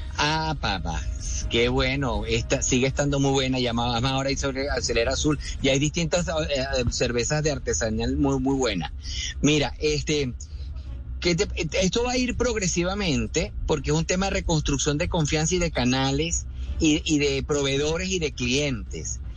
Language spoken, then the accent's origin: Spanish; Caracas, Capital District, Venezuela; porque yo soy caraqueño